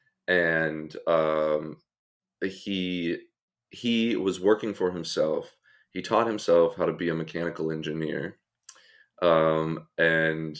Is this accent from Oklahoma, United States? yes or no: yes; Oklahoma, United States; moved away; also born or lived in Colorado; I'm from Oklahoma originally. Born and raised, kind of spent half the time there, half the time in Colorado.